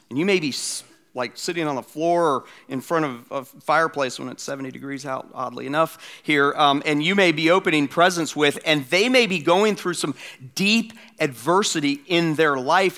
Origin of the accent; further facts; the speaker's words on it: Atlanta, Georgia, United States; my hometown, Atlanta